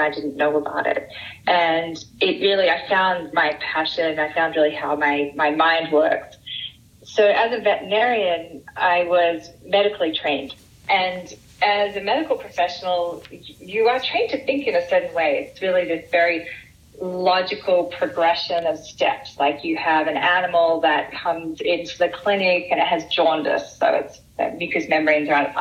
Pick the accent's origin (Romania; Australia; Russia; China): Australia; moved away as an adult; I'm from Australia